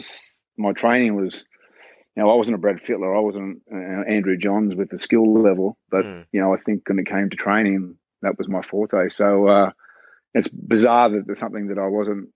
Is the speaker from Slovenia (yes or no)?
no; Concord, New South Wales, Australia; also born or lived in Western Sydney; I was homebush boys, so I grew up in Concord and then Homebush Boys, and then we moved out west